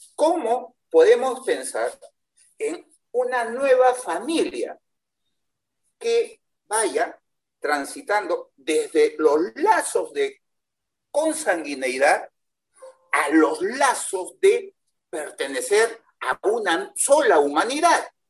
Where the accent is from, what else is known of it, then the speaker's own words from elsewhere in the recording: Peru; Yo soy peruano